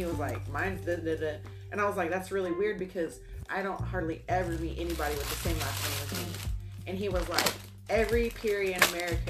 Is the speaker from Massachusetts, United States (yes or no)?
no; Norman, Oklahoma, United States; Growing up in Norman, I was like one of the only Indian kids going to school there, other than my sister